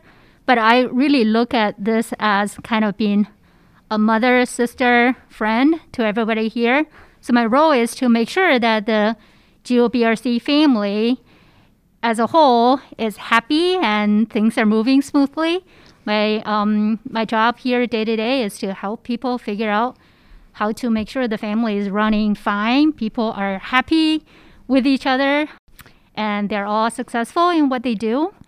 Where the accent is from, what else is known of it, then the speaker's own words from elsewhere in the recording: Hubei, China; moved away as an adult; now in United States; I grew up in China. I came to the United States for graduate study, as many international students do here. Came here in 2001 and never left.